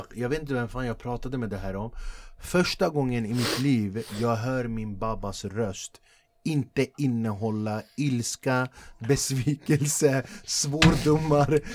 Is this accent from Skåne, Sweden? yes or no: no; Flemingsberg, Stockholm County, Sweden; När jag växte upp i Flemingsberg